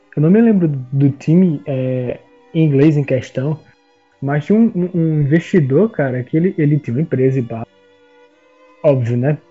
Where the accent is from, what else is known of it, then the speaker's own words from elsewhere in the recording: Recife, Pernambuco, Brazil; now in Petrolina, Brazil; eu sou de Recife, moro no interior de, de Pernambuco